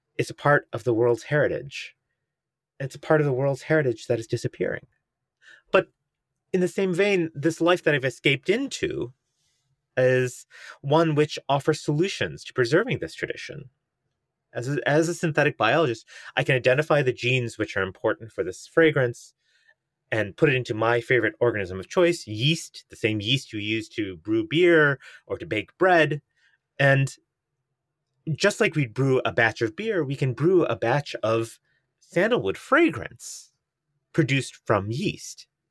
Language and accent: English; United States; as an Indian American